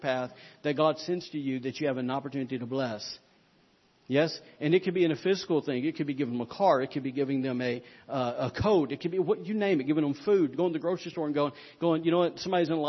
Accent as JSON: {"language": "English", "region": "Alabama", "country": "United States", "said": "I'm from Alabama, y'all. We don't have moose"}